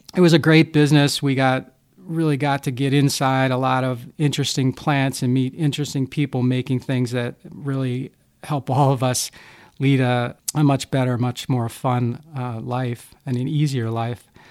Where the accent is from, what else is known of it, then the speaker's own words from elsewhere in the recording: Havertown, Pennsylvania, United States; moved away as an adult; now in Milwaukee, United States; I was born and raised in Havertown, Pennsylvania, which is a small working class suburb of Philadelphia